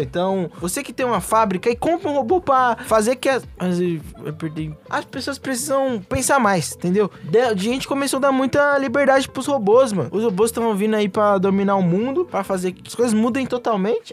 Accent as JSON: {"language": "Portuguese", "country": "Brazil", "said": "somos brasileiros"}